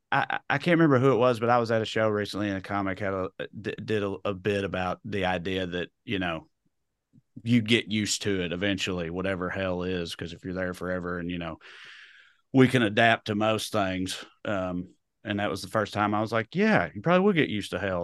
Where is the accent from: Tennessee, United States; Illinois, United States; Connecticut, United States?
Tennessee, United States; rural; accent: redneck; moved away as an adult; also born or lived in Knoxville, Tennessee; now in Burbank, United States; I grew up in rural Tennessee